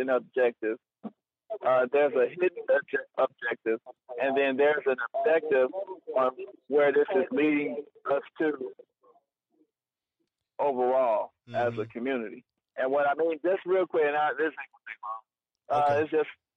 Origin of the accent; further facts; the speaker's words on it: Detroit, Michigan, United States; I'm from Detroit.